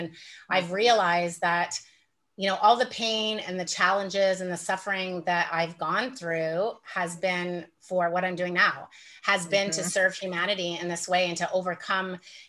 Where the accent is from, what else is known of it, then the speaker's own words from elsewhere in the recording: Toronto, Ontario, Canada; now in Nicaragua; I'm from Canada. I'm from Toronto, and I left Toronto 11 years ago. I sold everything I owned and decided I was going to live in the tropics.